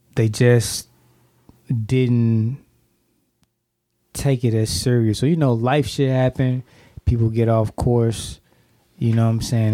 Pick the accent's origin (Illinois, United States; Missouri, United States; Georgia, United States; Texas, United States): Missouri, United States; St. Louis; I'm from St. Louis